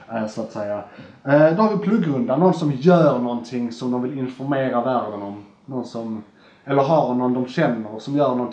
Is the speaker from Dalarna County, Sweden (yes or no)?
no; Skåne, Sweden; Alltså, å, jag, som skåning